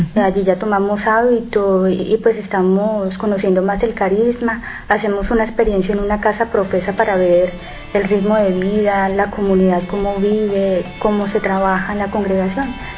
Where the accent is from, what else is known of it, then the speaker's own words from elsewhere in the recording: Colombia; moved away; Soy colombiana